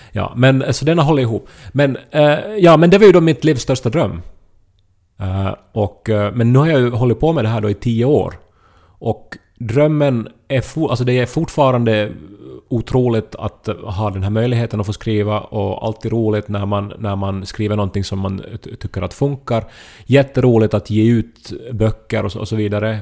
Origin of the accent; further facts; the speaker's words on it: Ostrobothnia, Finland; moved away; jag var hemma i Österbotten och hälsade på mamma och pappa